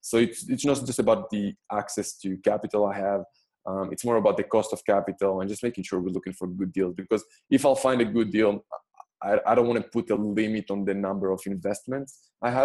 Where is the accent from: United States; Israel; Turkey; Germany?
Israel; moved away as an adult; So I'm personally Israeli. I'm born and raised in Israel.